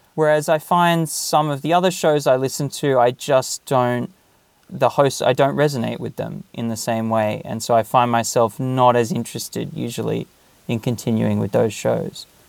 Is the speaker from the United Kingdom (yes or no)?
no; Australia; moved away as an adult; now in Japan; when I was growing up in Australia